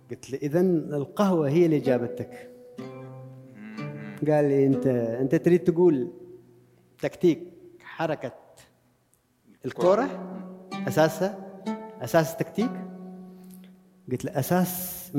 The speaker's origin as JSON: {"language": "Arabic", "town": "Sanaa", "region": "Amanat Al Asimah", "country": "Yemen", "said": "أنا واحد جاي من عمان من صنعاء"}